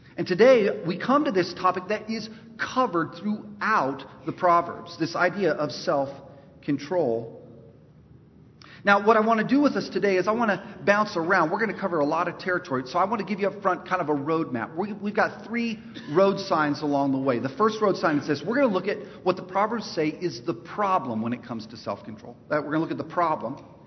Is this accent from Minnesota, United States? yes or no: no; Los Angeles, California, United States; now in North Carolina, United States; we're both from East Los Angeles